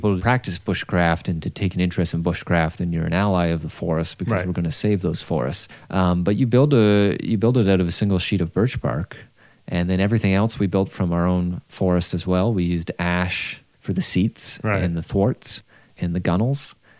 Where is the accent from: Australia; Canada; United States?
Canada; Fenwick, Ontario; Well, I grew up in Fenwick, Ontario, which is sort of the rural heartland of Ontario, farming territory.